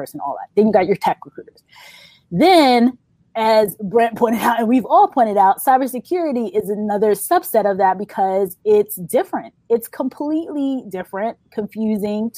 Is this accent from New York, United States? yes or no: yes; New York, United States; I'm from New York